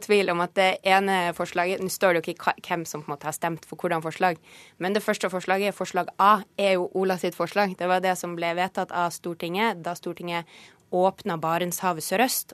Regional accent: Northern Norway, Norway; nå kommer jeg fra Nord-Norge

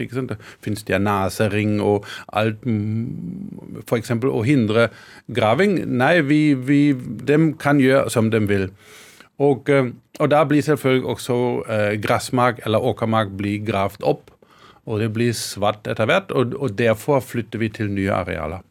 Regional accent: Karlsruhe, Baden-Württemberg, Germany; Norwegian is a second language; moved away as an adult; also born or lived in Scotland; now in Hedmark, Norway; jeg er født og vokst opp i Tyskland.

